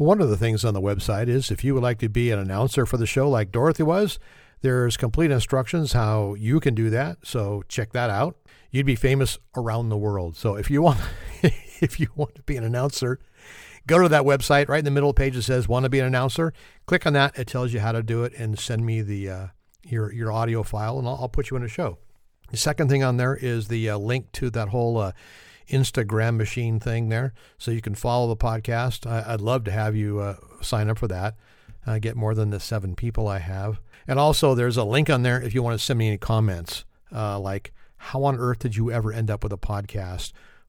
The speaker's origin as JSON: {"language": "English", "region": "California", "country": "United States", "said": "from California."}